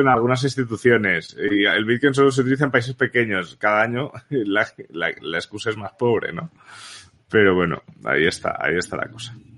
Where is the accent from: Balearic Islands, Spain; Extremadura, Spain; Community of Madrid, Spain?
Balearic Islands, Spain; also born or lived in Barcelona; nací en Barcelona realmente, pero donde he vivido toda la vida ha sido en Baleares.